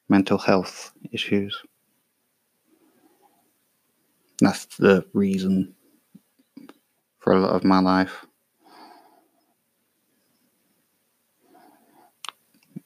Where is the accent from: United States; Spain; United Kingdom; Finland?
United Kingdom; England; I'm English